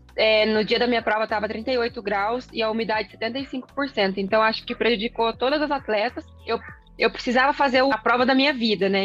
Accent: Londrina, Paraná, Brazil; eu sou natural de Londrina

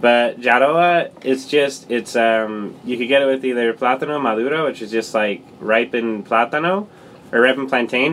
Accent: Lindon, Utah, United States; I call Linden, my hometown, the city of dreams

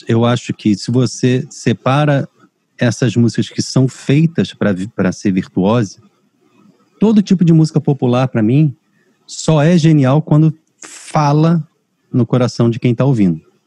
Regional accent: Rio de Janeiro, Brazil; Eu casei com uma cearense, sou carioca

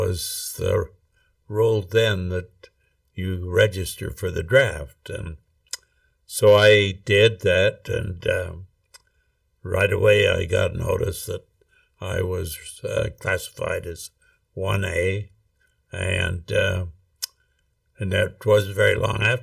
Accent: Rexburg, Idaho, United States; I grew up in Rexburg, Idaho, actually out in Hibbard, which is 4 miles out of Rexburg

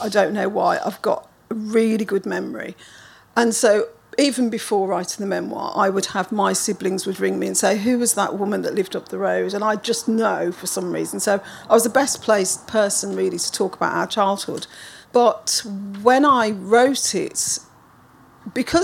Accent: Birmingham, West Midlands, United Kingdom; I was born in 1960 in Birmingham

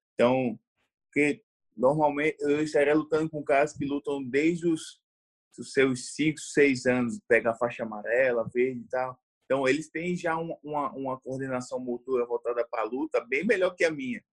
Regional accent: João Pessoa, Paraíba, Brazil; eu sou de João Pessoa, na Paraíba

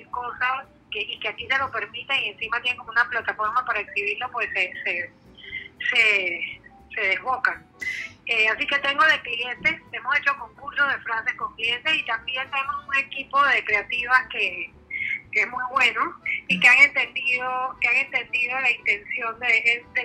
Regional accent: Chiriquí, Panama; Yo soy de Chiriquí

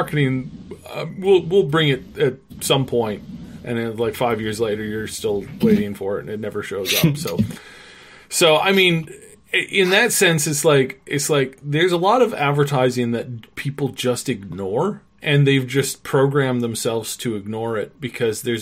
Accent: Canada; being a Canadian

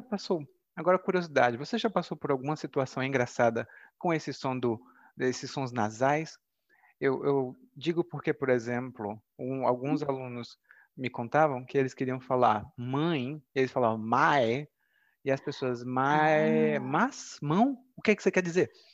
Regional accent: Brazil; first language Portuguese; Eu sou brasileiro, e hum? isso quer dizer que no Brasil eu aprendi português

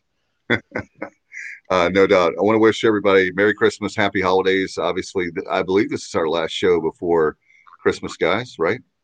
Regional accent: Williamston, North Carolina, United States; my hometown and Kyle's and Williamston

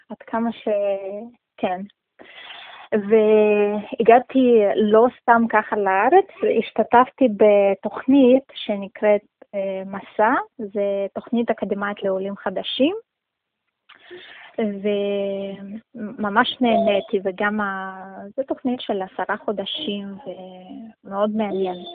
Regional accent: Russia; also born or lived in Tajikistan; now in Israel; אני נולדתי בטאג'יקיסטן, זה אה, הייתה אחת

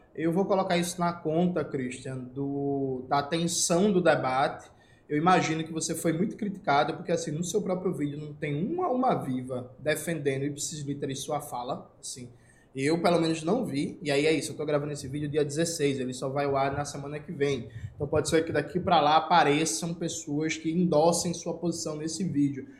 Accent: Northeast Region, Brazil; Eu saí a primeira vez do Nordeste brasileiro em 2015, eu tinha 25 anos

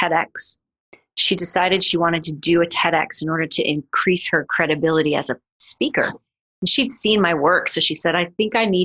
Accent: Missouri, United States; now in New York City, United States; I am from Missouri, and I literally moved to New York City to pursue a career in classical dance

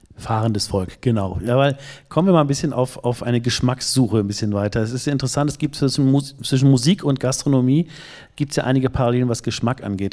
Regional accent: Northern Germany, Germany; bin ich als Norddeutscher

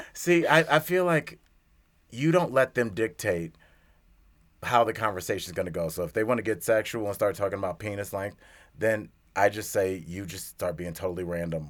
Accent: Cleveland, Ohio, United States; now in Denver, United States; my hometown, Cleveland, Ohio

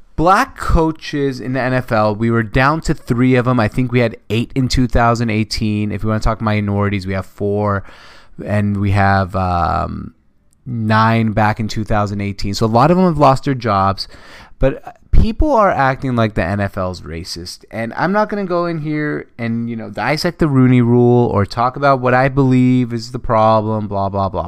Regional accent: Seattle, Washington, United States; I am from Seattle

